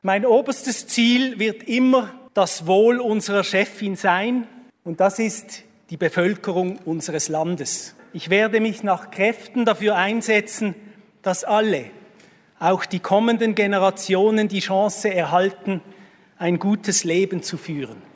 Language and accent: German; Basel-Stadt, Switzerland; meinem Heimatkanton